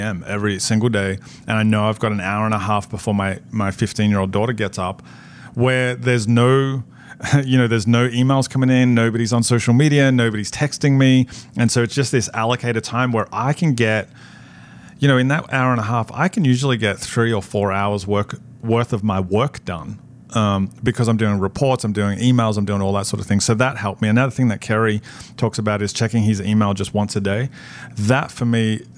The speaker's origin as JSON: {"language": "English", "country": "Australia", "moved": "as an adult", "lives_now": "New Jersey, United States", "said": "when we moved from Australia to New Jersey, our kids were 4, 5, and 7."}